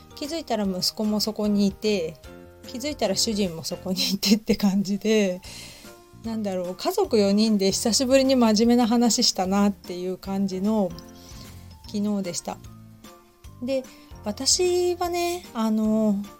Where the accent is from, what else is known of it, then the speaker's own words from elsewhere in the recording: Hamamatsu, Shizuoka, Japan; now in Kamakura, Japan; 地元の浜松市